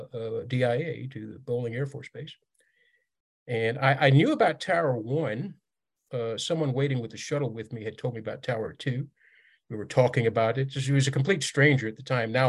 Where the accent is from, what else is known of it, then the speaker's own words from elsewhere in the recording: Riyadh, Riyadh Province, Saudi Arabia; I grew up in Riyadh, the Saudi capital, and that's where my childhood home is